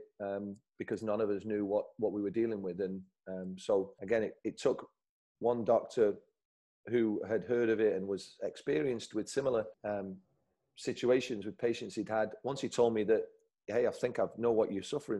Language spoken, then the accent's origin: English; Salford, North West England, United Kingdom; I'm from Salford, so you can't be a yuppie if you're from Salford.